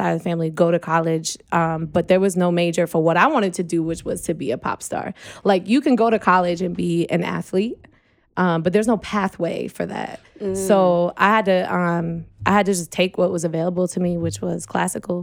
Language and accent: English; New York, United States; also born or lived in Long Island / Queens / Albany / Rochester; I lived all over the state of New York. So I was born in Long Island.